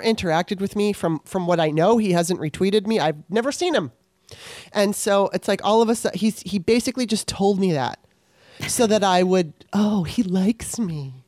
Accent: Los Angeles, California, United States; I grew up in Los Angeles

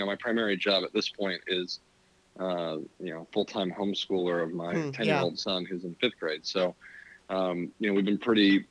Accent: Arlington, Virginia, United States; I grew up in Arlington County in Virginia

